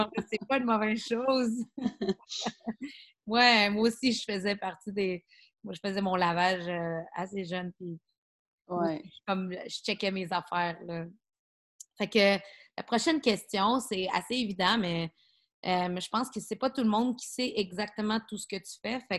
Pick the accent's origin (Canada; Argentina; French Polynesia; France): Canada; Ontario; Puis moi, j'ai grandi en Ontario